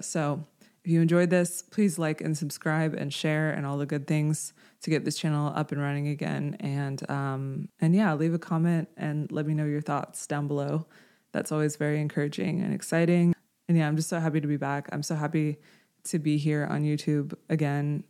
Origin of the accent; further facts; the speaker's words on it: Houston, Texas, United States; I grew up in Houston